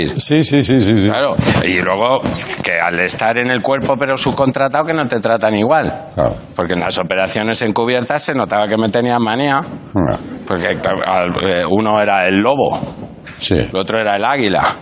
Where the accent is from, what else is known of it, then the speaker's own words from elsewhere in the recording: Galicia, Spain; me crié en Galicia de descargar cajas de tabaco.